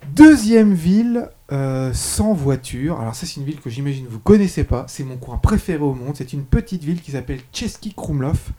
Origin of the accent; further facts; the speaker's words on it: France; je suis français